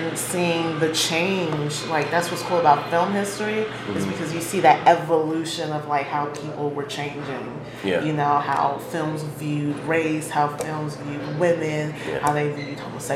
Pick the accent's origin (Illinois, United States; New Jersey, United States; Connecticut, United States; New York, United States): Illinois, United States; Chicago; growing up on the South Side